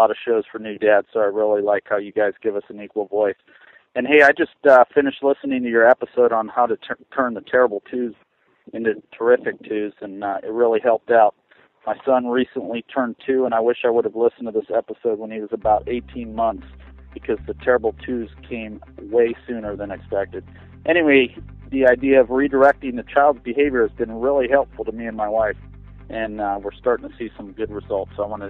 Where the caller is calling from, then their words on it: Las Vegas, Nevada, United States; I'm calling from Las Vegas, Nevada.